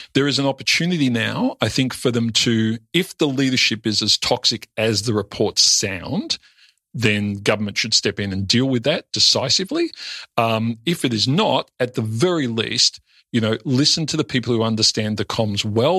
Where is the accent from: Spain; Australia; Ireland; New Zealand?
Australia; I'm a bogan from the Western Suburbs.